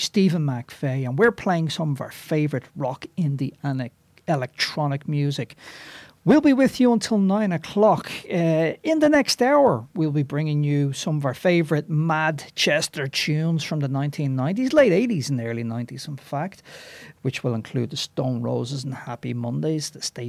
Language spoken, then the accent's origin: English; Dublin, Leinster, Ireland; now in Scotland, United Kingdom; I'm from Dublin originally. You may have guessed from my accent.